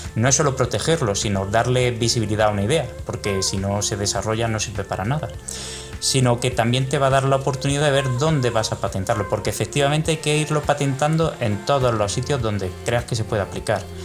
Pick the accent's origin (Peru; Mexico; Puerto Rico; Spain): Spain; Córdoba, Andalusia; moved away as an adult; also born or lived in Bremen; now in Madrid, Spain; yo nací en Córdoba, eh, estudié hasta los 18 años allí